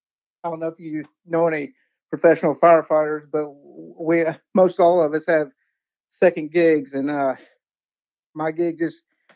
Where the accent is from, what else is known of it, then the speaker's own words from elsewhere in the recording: Paducah, Kentucky, United States; back into a role here in my hometown of Paducah.